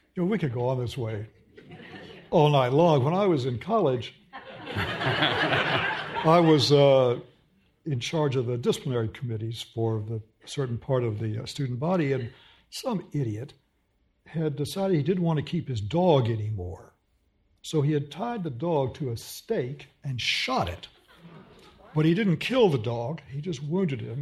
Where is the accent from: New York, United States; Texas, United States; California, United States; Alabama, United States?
Texas, United States; I'm from Texas